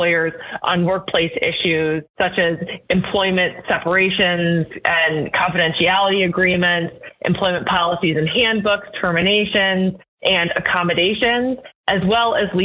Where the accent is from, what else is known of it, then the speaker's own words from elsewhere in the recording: California, United States; moved away as an adult; now in Illinois, United States; I would say I'm a native Californian, but I've been now in Illinois for 10 years